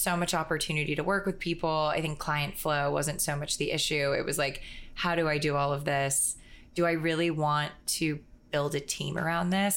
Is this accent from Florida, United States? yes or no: yes; Florida, United States; growing up in Florida